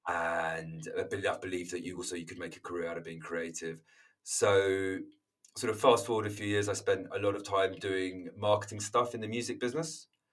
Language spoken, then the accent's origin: English; London, United Kingdom; moved away as an adult; now in Margate, United Kingdom; I'm London born and bred